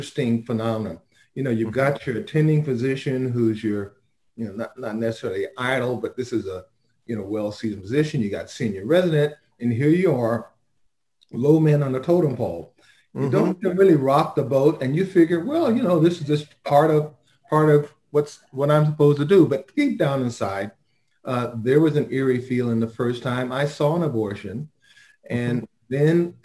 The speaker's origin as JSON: {"language": "English", "town": "Los Angeles", "region": "California", "country": "United States", "tie": "born or raised there", "said": "born and raised in South Central"}